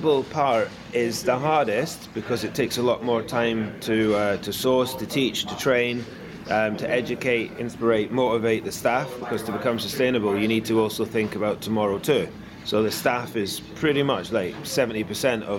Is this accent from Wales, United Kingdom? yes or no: no; Scotland, United Kingdom; I'm Scottish